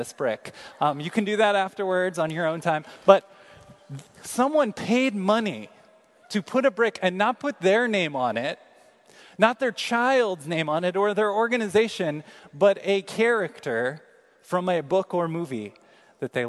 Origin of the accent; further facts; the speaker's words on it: Kansas City, United States; moved away; I'm from Kansas City.